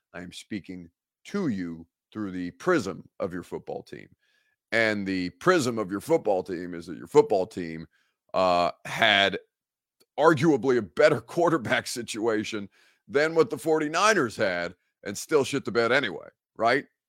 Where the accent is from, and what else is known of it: Evansville, Indiana, United States; born or raised there; now in Nashville, United States